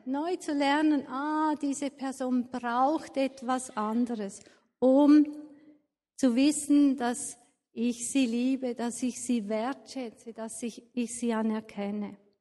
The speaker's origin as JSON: {"language": "German", "country": "Switzerland", "said": "Als Schweizer"}